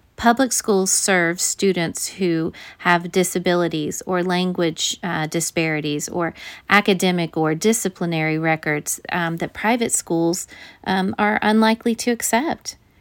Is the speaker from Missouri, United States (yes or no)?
yes; Missouri, United States; my home state of Missouri